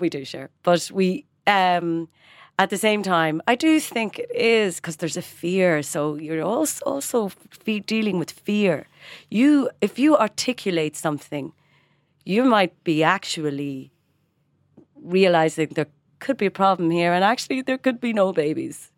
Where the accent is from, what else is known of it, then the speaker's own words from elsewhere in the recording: Ireland; moved away as an adult; also born or lived in London / Washington; now in Dublin, Ireland; it is a blessing to be Irish. We are welcomed because we're Irish